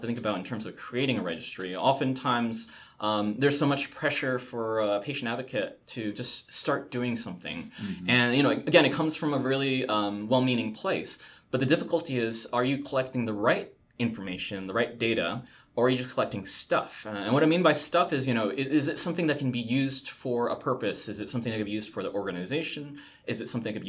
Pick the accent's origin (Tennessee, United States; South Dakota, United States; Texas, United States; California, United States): California, United States; San Francisco; I grew up in Chinatown, San Francisco